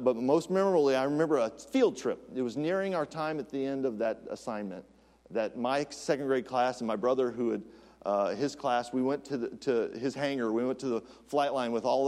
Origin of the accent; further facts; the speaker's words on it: United States; as an American